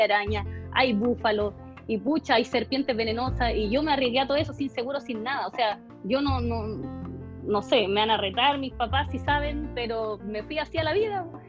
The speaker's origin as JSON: {"language": "Spanish", "country": "Chile", "also_born_or_lived": "Australia / Germany", "moved": "as an adult", "said": "viajé a Chile más que nada. Y llegó la pandemia y aquí me quedo"}